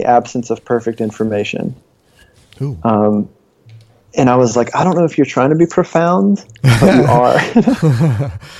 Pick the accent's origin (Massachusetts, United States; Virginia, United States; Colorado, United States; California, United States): Virginia, United States; moved away; also born or lived in San Francisco / Charlotte, North Carolina; I grew up in Virginia